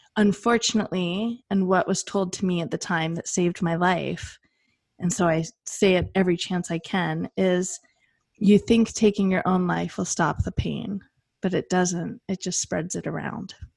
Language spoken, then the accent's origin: English; Western United States, United States; I am from the Western United States," like the wild, wild West